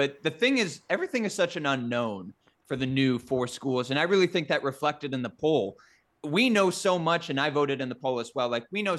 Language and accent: English; Midwest, United States; as a Midwesterner.